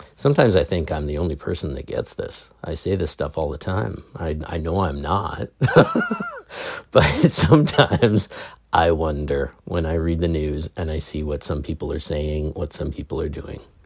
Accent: England, United Kingdom; I'm English

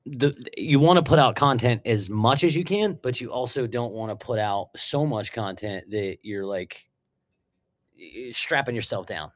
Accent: Mount Pleasant, Pennsylvania, United States; also born or lived in Harrisburg, Pennsylvania; grew up um, in Mount Pleasant Township for the first I think like seven or eight years of my life and then moved to town. And I'm still a resident of Mount Pleasant Borough

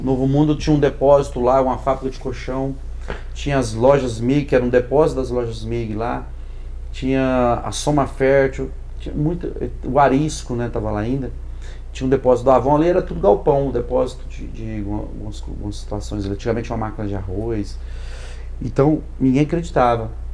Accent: Goiânia, Goiás, Brazil; sou de Goiânia

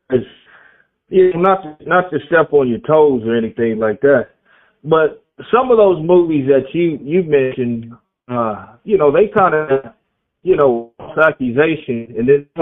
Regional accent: Oklahoma, United States; born or raised there

